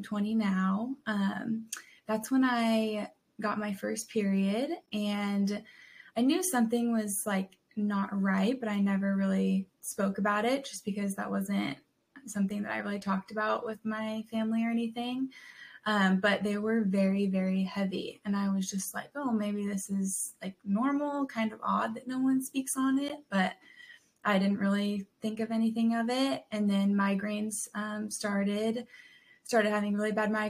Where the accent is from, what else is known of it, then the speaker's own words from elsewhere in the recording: San Diego, California, United States; moved away as an adult; now in Knoxville, United States; I grew up in Southern California in San Diego